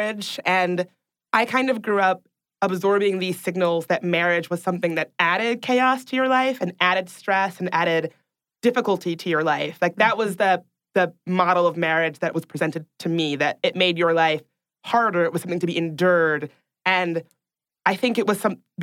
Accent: the South, United States; growing up in the South

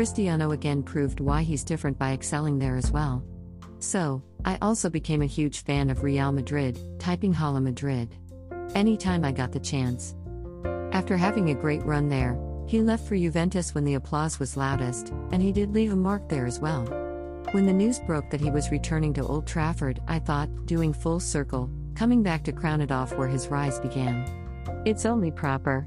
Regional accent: Ghana; my home country

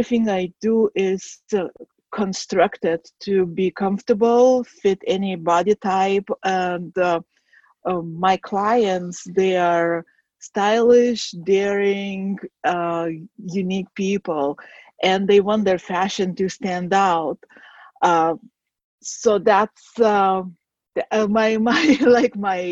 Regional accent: Lithuania; now in Chicago, United States; I was born and raised in Lithuania

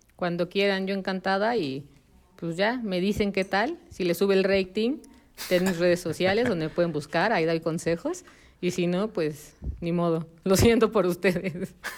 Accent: Mexico; como mexicanos

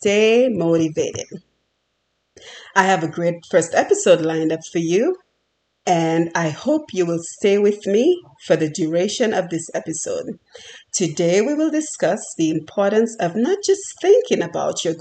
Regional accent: Dominica; moved away as an adult; now in United States; I was born and raised on the beautiful island of Dominica.

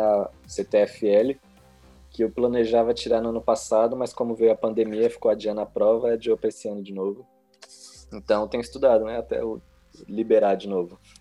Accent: Brasília, Federal District, Brazil; eu sou do Gama aqui em Brasília, capital

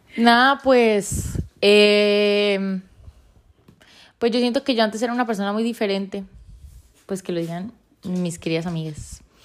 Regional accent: Ocaña, Norte de Santander, Colombia; soy de Ocaña, norte de Santander

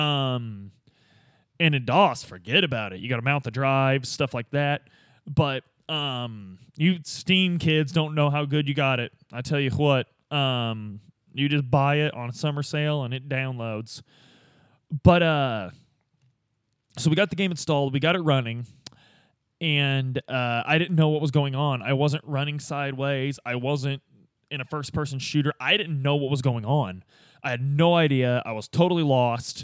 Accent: Midwest, United States; Growing up in the Midwest with these old school boomer dads

